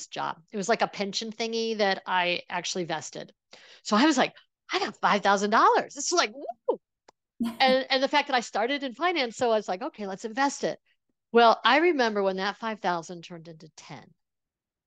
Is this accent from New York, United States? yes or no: yes; Buffalo, New York, United States; I grew up in the Buffalo area, which is near Niagara Falls